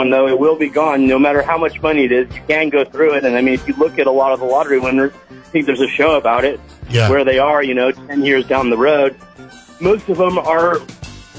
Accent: Davis, California, United States; now in Morro Bay, United States; my hometown of Davis, California

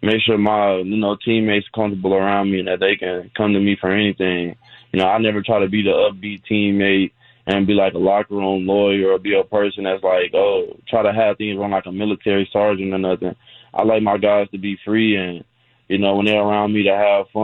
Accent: Fort Worth, Texas, United States; also born or lived in San Antonio, Texas; representing for the 210 in my hometown, Fort Worth

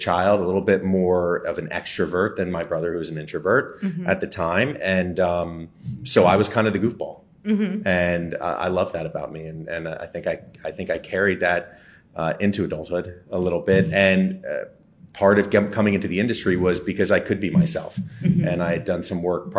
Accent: Westfield, New Jersey, United States; now in Washington, D.C., United States; Westfield, where I grew up

